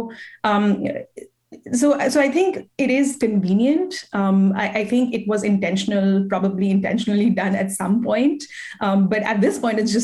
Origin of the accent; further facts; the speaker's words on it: India; also born or lived in New Delhi; now in United States; I am Indian and I am an immigrant myself